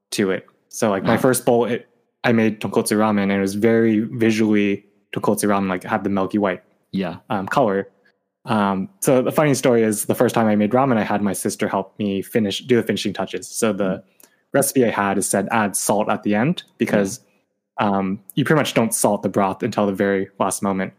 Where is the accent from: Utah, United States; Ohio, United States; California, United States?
California, United States; Sacramento; coming back to my hometown of Sacramento